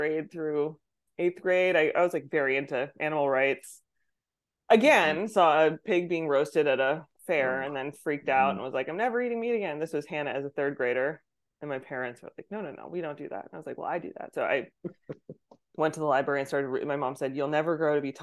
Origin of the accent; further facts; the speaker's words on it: Plymouth, New Hampshire, United States; I was born in New Hampshire, rural New Hampshire, Plymouth